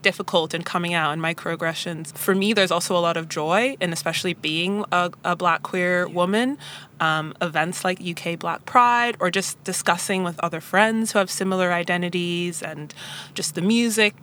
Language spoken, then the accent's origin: English; Toronto, Ontario, Canada; moved away as an adult; now in London, United Kingdom; I'm from Canada, from Toronto, and I've been living in London for the last 5 years, but my ethnic background is Jamaican